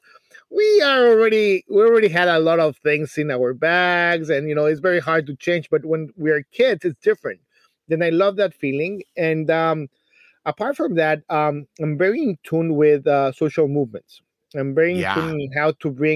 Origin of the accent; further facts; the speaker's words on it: Mexico City, Mexico; moved away as an adult; I come from a small city. It's called Mexico City